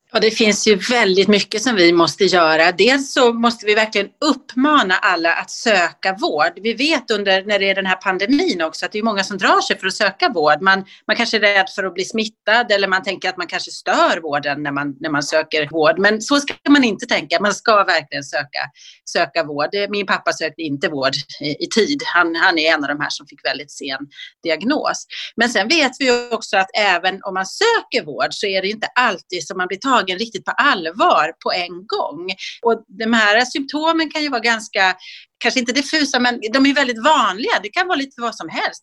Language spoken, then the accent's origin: Swedish; Dalarna County, Sweden; now in Stockholm, Sweden; jag kommer från Dalarna, jag eh, har vuxit upp där